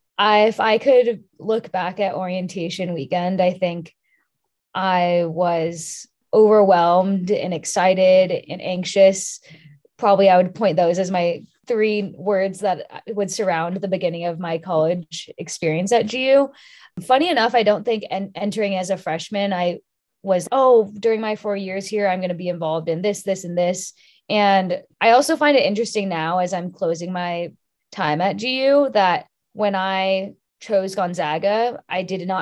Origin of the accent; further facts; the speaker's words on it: California, United States; I was interested in Washington State because I'm from California.